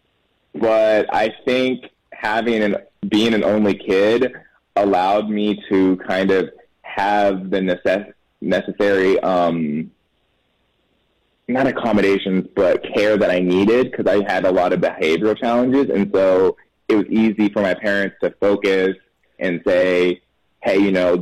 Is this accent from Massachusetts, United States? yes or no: no; Temple, Texas, United States; now in Austin, United States; I was born in Temple, Texas. So just north of where I live right now, Austin